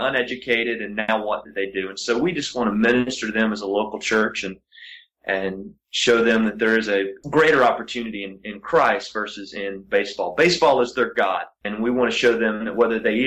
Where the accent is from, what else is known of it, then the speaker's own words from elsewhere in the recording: Appalachian Mountains, United States; I grew up in the Appalachian Mountains in an all-white county. I went to an all-school in the South